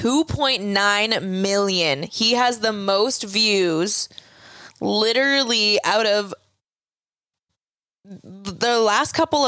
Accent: Boston, Massachusetts, United States; we're not Spanish and we're from Boston.

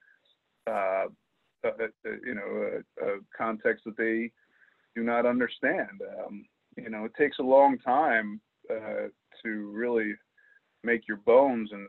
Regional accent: Camden, New Jersey, United States; I was born in Camden, which is right across the river

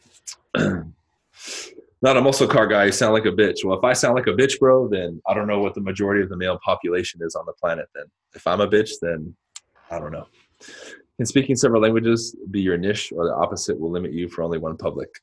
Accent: Southern California, United States; also born or lived in New Mexico; I grew up in SoCal.

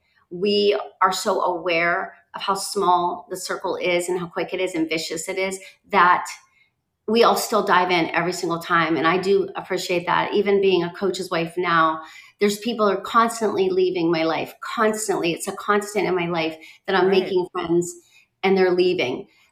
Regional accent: Pittsburgh, Pennsylvania, United States; I remember growing up in Pittsburgh

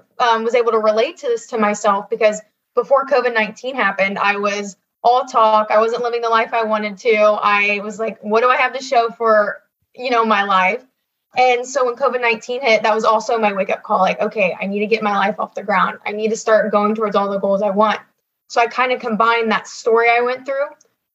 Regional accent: Ohio, United States; I'm from Ohio

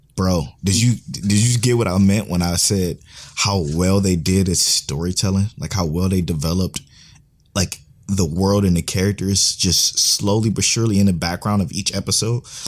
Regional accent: United States; we're from America, we speak English

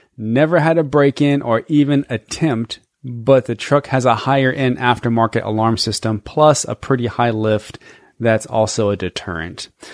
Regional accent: Georgia, United States; we're from Georgia

